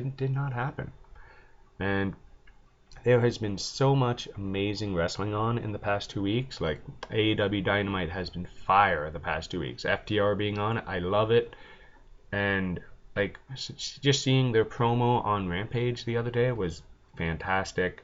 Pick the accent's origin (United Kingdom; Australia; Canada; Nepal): Canada; I'm Canadian